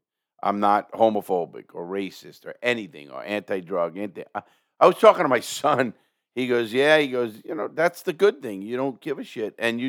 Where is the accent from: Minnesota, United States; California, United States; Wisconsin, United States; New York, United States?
New York, United States; I know I come from New York, you know, a lot of our friends